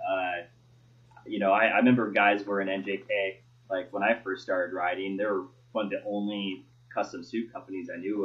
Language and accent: English; Oregon, United States; growing up in Oregon